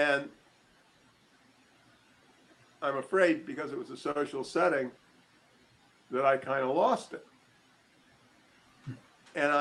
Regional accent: Annapolis, Maryland, United States; moved away; I grew up in Annapolis, Maryland

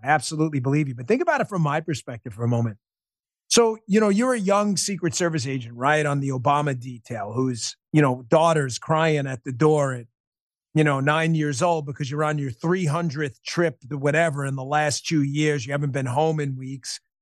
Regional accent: New York, United States; I'm a New Yorker

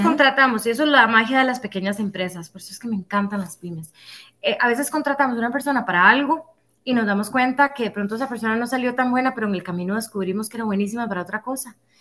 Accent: Costa Rica; nosotros somos ticos

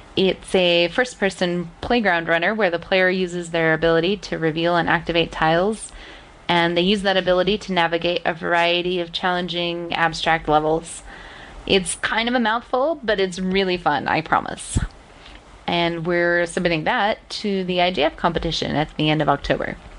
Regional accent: Salt Lake City, Utah, United States; I'm from Salt Lake City, Utah, in the United States

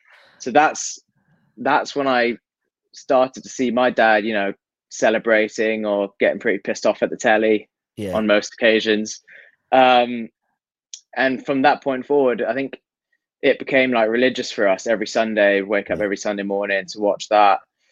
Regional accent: Hong Kong; growing up in Hong Kong, it's always been top four.

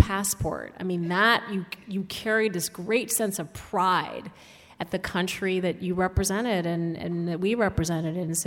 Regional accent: Saudi Arabia; now in United States; growing up in Saudi Arabia

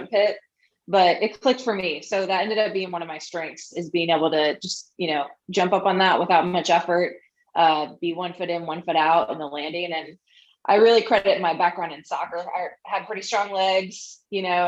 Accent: Springfield, Illinois, United States; moved away as an adult; also born or lived in Nebraska; now in Kansas City, United States; I'm from Illinois, Springfield, Illinois

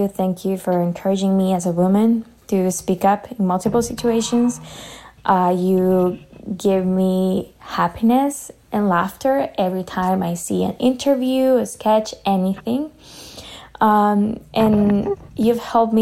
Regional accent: Ecuador; moved away as an adult; now in Canada; I am from Ecuador, and I moved to Canada over a year ago

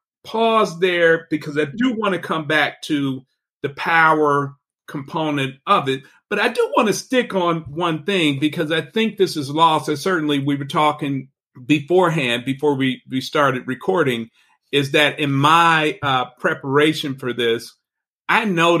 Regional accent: Chicago, Illinois, United States; moved away; also born or lived in Mississippi; I'm from Chicago, but you know, Mississippi is where I went to school.

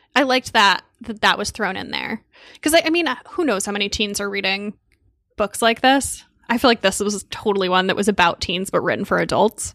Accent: Connecticut near New Haven, United States; also born or lived in Boston; I grew up in Connecticut near New Haven

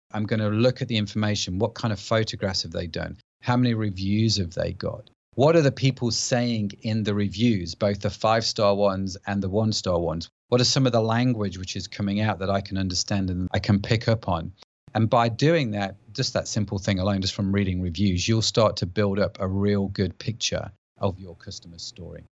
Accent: United Kingdom; accent: British; I live in the U K, as you can probably tell by my accent

